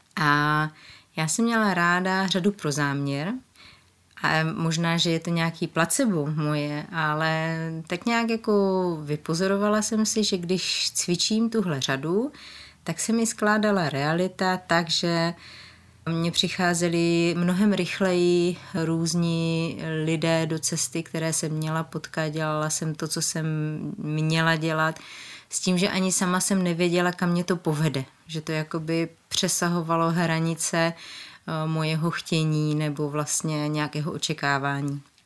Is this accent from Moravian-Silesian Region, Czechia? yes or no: yes; a small village near Ostrava, Moravian-Silesian Region, Czechia; also born or lived in Ecuador; Vyrůstala jsem na malé vesničce u Ostravy